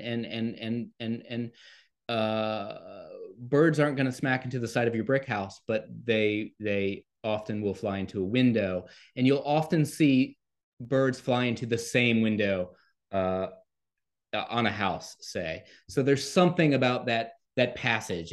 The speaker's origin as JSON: {"language": "English", "town": "Lafayette", "region": "Louisiana", "country": "United States", "tie": "born or raised there", "said": "U L L, or the University of Louisiana at Lafayette, in my hometown of Lafayette"}